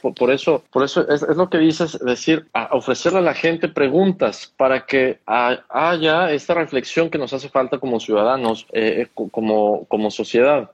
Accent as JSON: {"language": "Spanish", "country": "Mexico"}